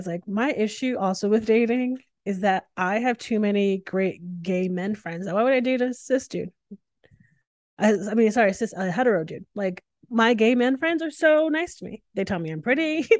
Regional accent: New England, United States; now in Austin, United States; I grew up in New England, yeah. So I'm fine with all the temperatures.

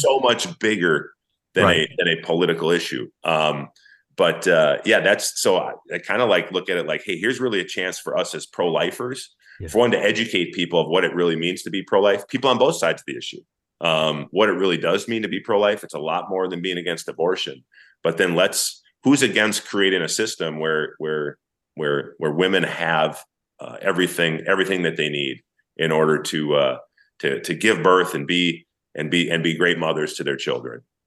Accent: St. Paul, Minnesota, United States; I grew up in St. Paul, Minnesota.

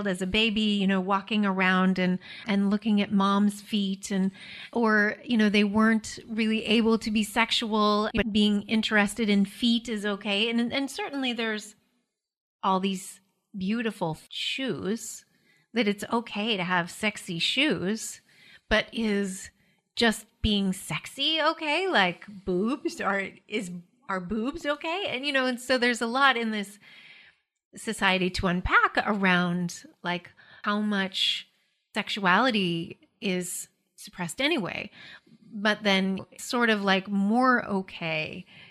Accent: Alaska, United States; In Alaska, we don't wear shoes in the house

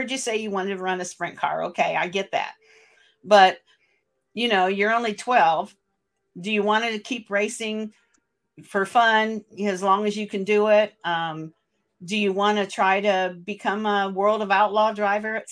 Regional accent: Portage, Michigan, United States; my hometown here in Portage, Michigan

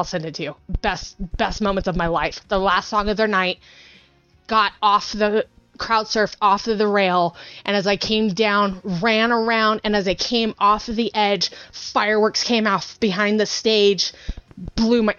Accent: near Bakersfield, California, United States; born or raised there

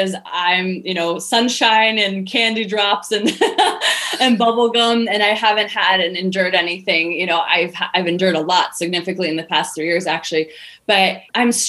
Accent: United States; even though I'm American

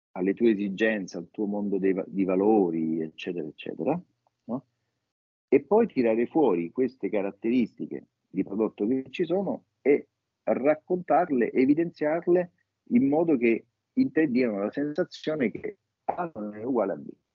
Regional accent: Rome, Lazio, Italy; Da romani

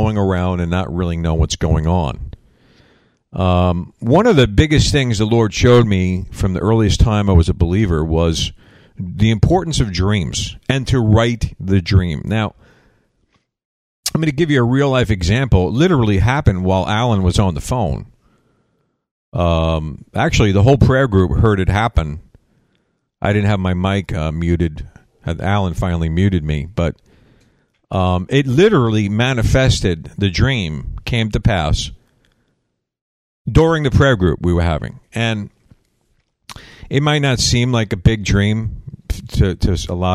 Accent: New York, United States; I'm from New York

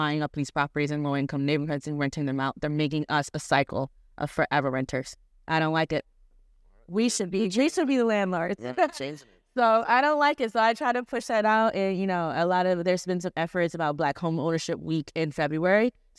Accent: Baltimore County, Maryland, United States; moved away as an adult; now in Philadelphia, United States; Baltimore County.

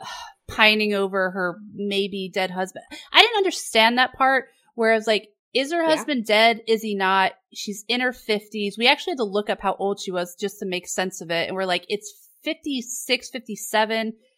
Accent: New York, United States; We're from New York.

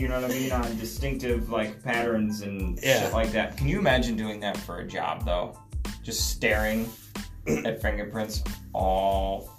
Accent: New York, United States; moved away; I'm from New York.

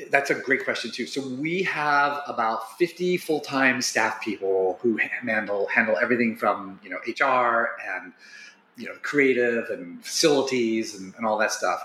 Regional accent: Wilmington, Ohio, United States; I grew up in Wilmington

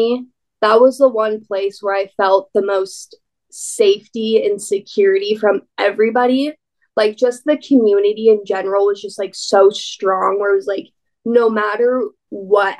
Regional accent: Colorado, United States; I'm born and raised in Colorado

